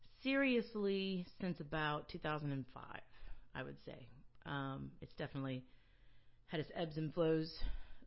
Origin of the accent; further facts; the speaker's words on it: Moncks Corner, South Carolina, United States; also born or lived in New York / New Paltz, New York / New Orleans; now in Charleston, United States; I'm from Monk's Corner